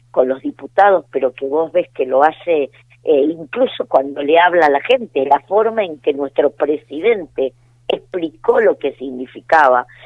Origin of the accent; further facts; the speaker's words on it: Argentina; creo que tenemos que estar eh, como argentinos orgullosos